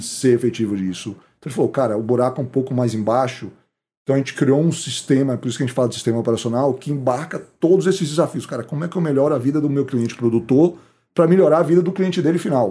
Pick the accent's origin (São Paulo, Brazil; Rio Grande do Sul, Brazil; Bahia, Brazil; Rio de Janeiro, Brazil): Bahia, Brazil; moved away; also born or lived in Chicago, United States / Boston, United States; nós somos baianos